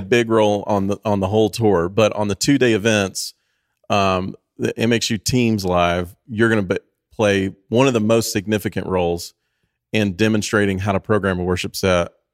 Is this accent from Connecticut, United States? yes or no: no; Tennessee, United States; I grew up in Tennessee